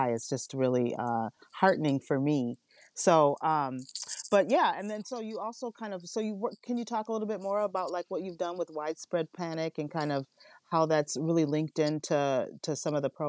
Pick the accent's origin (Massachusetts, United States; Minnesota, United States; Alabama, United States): Minnesota, United States; Minneapolis; I was raised around the Minneapolis sound that was created here in Minneapolis